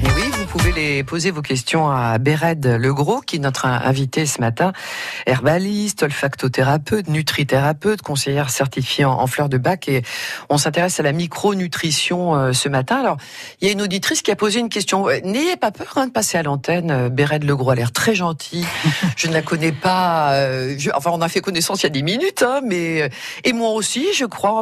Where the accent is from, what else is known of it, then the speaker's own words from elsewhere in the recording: Auvergne-Rhône-Alpes, France; je suis auvergnate